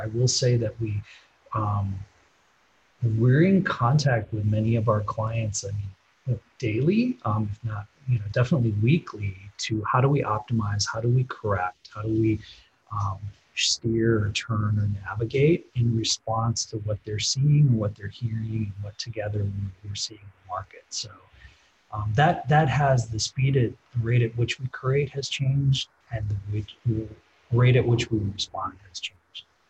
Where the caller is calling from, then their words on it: Midwest, United States; I'm calling from the Midwest